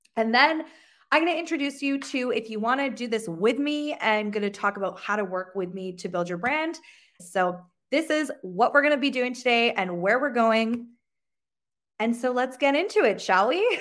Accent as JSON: {"language": "English", "town": "Sheffield", "region": "Yorkshire and the Humber", "country": "United Kingdom", "moved": "yes", "lives_now": "Canada", "said": "I'm originally from Sheffield, England, but I live in the, in Canada."}